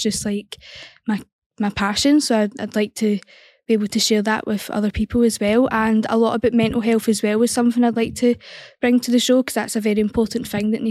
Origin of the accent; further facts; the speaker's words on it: Kilmarnock, Scotland, United Kingdom; I am from Kilmarnock